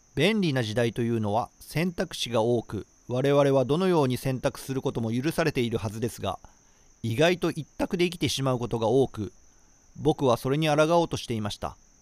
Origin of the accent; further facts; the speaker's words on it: Shiga, Japan; moved away; 滋賀県の、まあ、僕の地元では NHK と東京 FM しか聞こえなかったんですよ